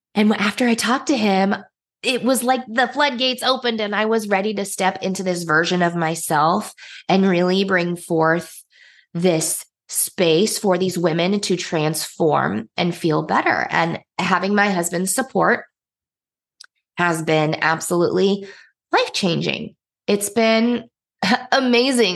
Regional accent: Indiana, United States; moved away as an adult; also born or lived in Nigeria; we ended up moving back to my home state, which is Indiana

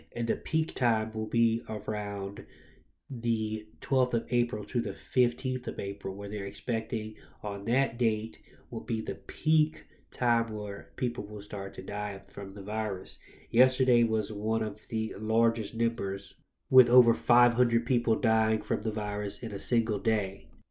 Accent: Jacksonville, Florida, United States; I am from Jacksonville, Florida, and I was raised in the church.

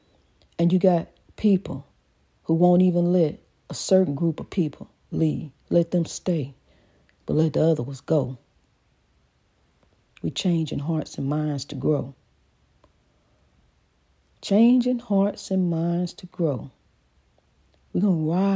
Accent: East St. Louis, Illinois, United States; my hometown of East St. Louis

